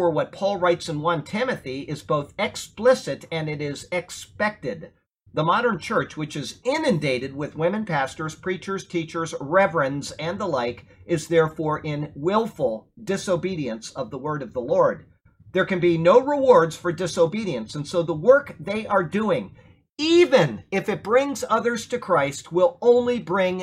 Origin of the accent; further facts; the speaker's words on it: Sarasota, Florida, United States; I was brought up here in Sarasota, Florida. I went to Riverview High School.